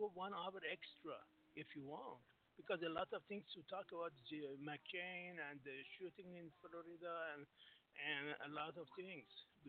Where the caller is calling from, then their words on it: Singapore; Yeah, this is … from Singapore, my dear.